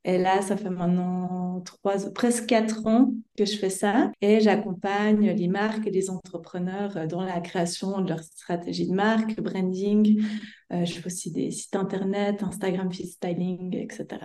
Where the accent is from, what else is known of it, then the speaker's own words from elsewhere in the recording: Switzerland; accent: Swiss; moved away; vous entendrez par mon petit accent que je viens de Suisse.